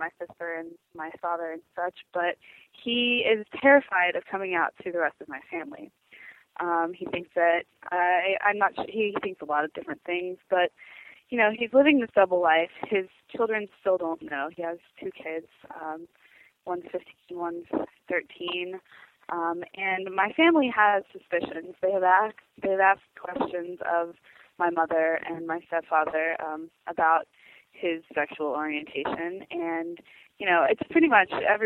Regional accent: United States; also born or lived in Texas / Georgia / Houston; now in Olympia, United States; I come from a very close Southern family. I live up in Olympia now, but I grew up in Texas and Georgia, and my family is from Houston area.

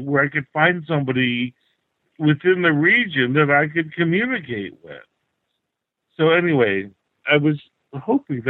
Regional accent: United States; moved away as an adult; also born or lived in Krakow, Poland; now in Slovakia; I'm an American living in the middle of nowhere in the Carpathian Mountains in Slovakia, bordering Poland.

